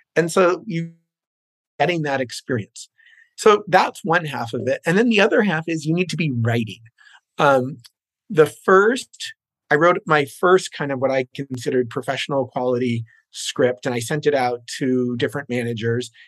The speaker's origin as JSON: {"language": "English", "region": "New Jersey", "country": "United States", "tie": "born or raised there", "also_born_or_lived": "New York City", "moved": "as an adult", "lives_now": "Los Angeles, United States", "said": "I was born in New York City, went to uh, elementary, junior high school and high school in New Jersey"}